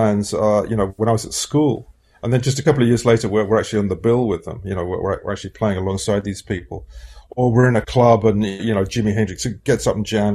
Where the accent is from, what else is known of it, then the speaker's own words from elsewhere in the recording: London, United Kingdom; a teenager growing up in London